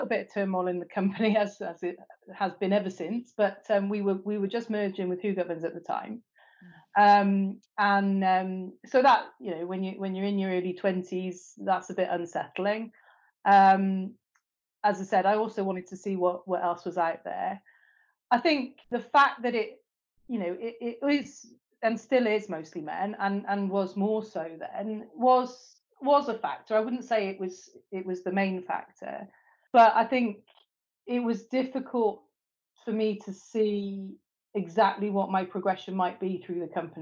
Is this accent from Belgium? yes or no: no; Bristol, South West England, United Kingdom; moved away as an adult; also born or lived in Swansea; I'm from Bristol originally